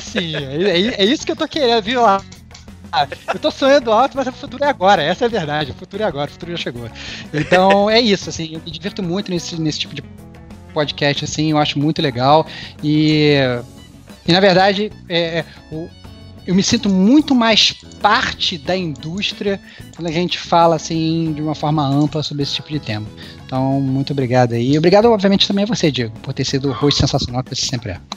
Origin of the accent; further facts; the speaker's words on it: Rio de Janeiro, Brazil; accent: carioca; now in São Paulo, Brazil; Eu tô aqui em São Paulo e fica zoando meu sotaque carioca